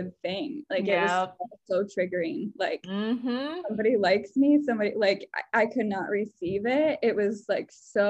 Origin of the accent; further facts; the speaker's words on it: West Michigan, United States; growing up in West Michigan